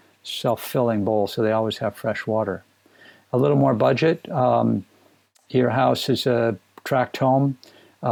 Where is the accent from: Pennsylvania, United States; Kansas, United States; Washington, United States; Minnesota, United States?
Minnesota, United States; I grew up in Minnesota